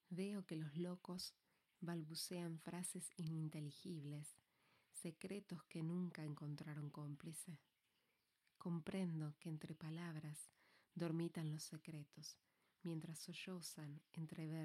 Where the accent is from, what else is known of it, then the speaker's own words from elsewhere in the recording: Valencia, Valencian Community, Spain; Soy de Valencia, no por elección, aunque finalmente me hice al lugar, resido aquí.